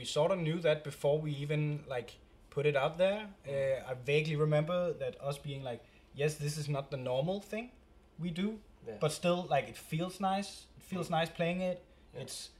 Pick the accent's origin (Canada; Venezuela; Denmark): Denmark; first language Danish; English is a second language; we're from Denmark